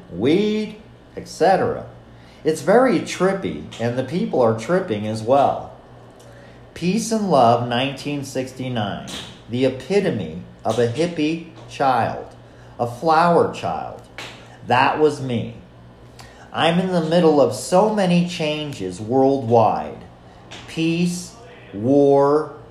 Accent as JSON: {"language": "English", "town": "San Francisco", "region": "California", "country": "United States", "tie": "born or raised there", "also_born_or_lived": "Brooklyn, New York", "moved": "yes", "said": "I rode in the back seat from Brooklyn, New York to San Francisco, California."}